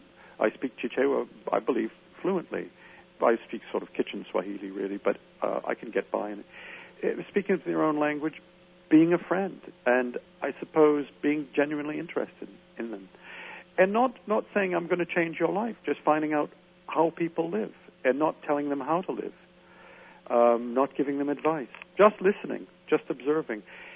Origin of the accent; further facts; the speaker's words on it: Medford, Massachusetts, United States; moved away; I never found where I grew up very interesting. I was born in Medford, Massachusetts, and I wanted to leave.